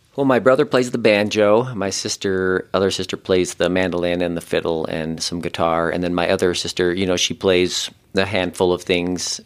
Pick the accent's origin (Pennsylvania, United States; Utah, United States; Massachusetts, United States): Utah, United States; Ogden; I grew up in Ogden, Utah, which is I don't know, kind of the more northern part of Utah